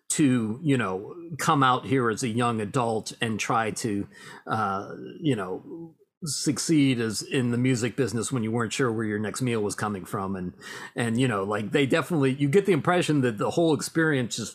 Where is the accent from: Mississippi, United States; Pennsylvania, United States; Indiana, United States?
Pennsylvania, United States; Pittsburgh; We're from the Steel City, man.